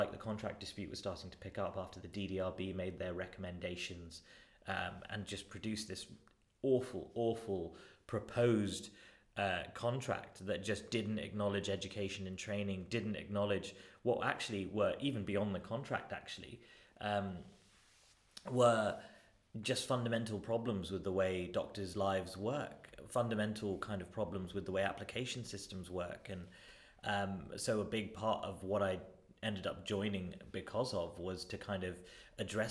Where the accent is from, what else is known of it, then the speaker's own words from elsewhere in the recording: Wembley, London, United Kingdom; also born or lived in Northampton / Leicester; I grew up in Northwest London in a place called Wembley